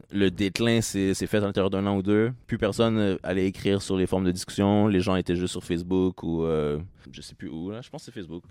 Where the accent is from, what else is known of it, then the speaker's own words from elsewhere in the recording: Trois-Rivières, Quebec, Canada; moved away as an adult; now in Montreal, Canada; j'ai grandi à Trois-Rivières